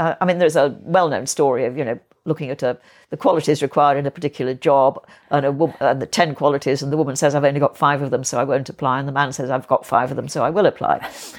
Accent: Yorkshire and the Humber, United Kingdom; we were a bit of outsiders in the village I grew up in North Yorkshire

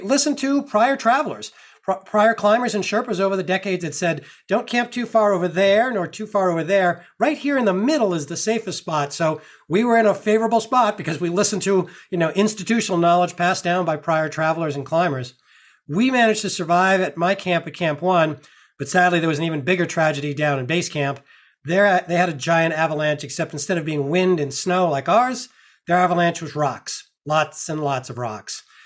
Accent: Massachusetts, United States; I grew up in Massachusetts

